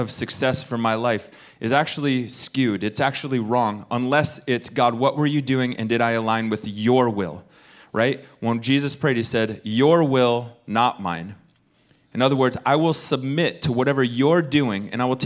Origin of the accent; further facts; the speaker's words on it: United States; I'm speaking as an American